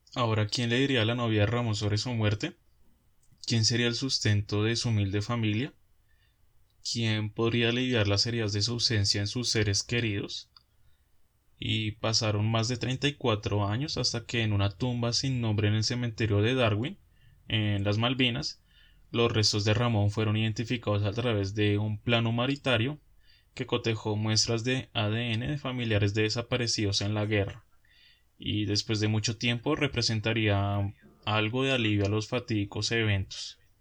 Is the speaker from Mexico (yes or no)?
no; Colombia; nosotros como colombianos